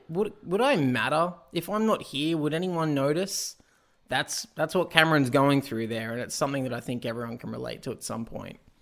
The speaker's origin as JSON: {"language": "English", "country": "Australia", "said": "as an Australian"}